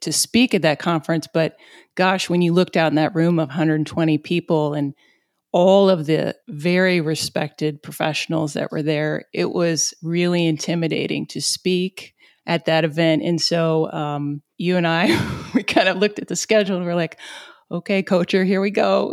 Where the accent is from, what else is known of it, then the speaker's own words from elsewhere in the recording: southeast Missouri, United States; accent: southeast Missouri; my southeast Missouri accent